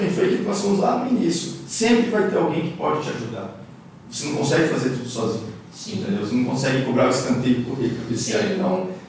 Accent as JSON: {"language": "Portuguese", "town": "Campo Grande", "region": "Mato Grosso do Sul", "country": "Brazil", "tie": "born or raised there", "also_born_or_lived": "Araçatuba, São Paulo", "said": "Nasci em Satuba, interior de São Paulo, e mudei para Campo Grande em 92"}